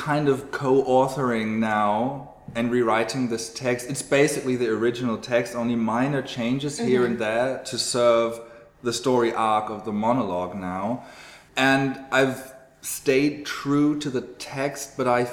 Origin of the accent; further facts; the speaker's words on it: Cologne, North Rhine-Westphalia, Germany; I'm from Cologne